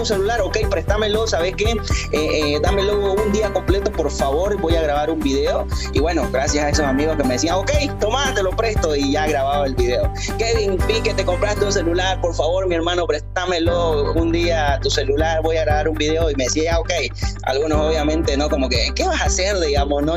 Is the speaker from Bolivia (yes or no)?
yes; Bolivia; yo también soy boliviano